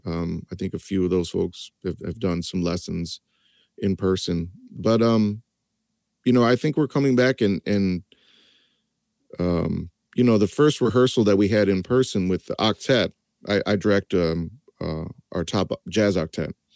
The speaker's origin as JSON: {"language": "English", "town": "East Lansing", "region": "Michigan", "country": "United States", "tie": "born or raised there", "said": "I grew up in East Lansing, Michigan"}